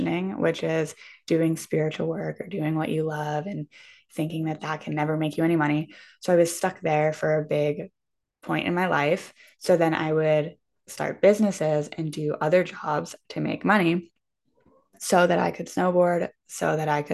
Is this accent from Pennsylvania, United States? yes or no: yes; Pittsburgh, Pennsylvania, United States; moved away as an adult; also born or lived in Vermont; I'm from Pittsburgh, Pennsylvania